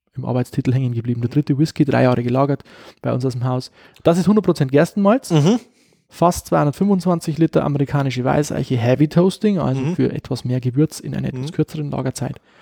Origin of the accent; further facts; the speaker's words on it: Upper Palatinate, Bavaria, Germany; bei uns in der Oberpfalz, sagt man, Schredel